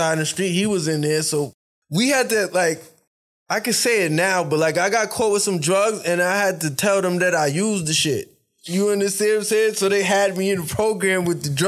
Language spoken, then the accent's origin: English; New York City, New York, United States; I'm from New York.